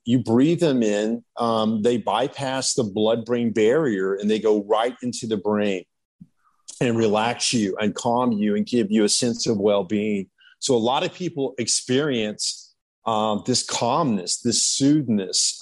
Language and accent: English; Malibu, California, United States; I was from Malibu